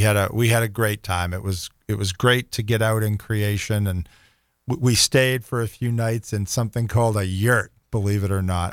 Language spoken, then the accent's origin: English; Boston, Massachusetts, United States; moved away as an adult; now in Jacksonville, United States; growing up in the Northeast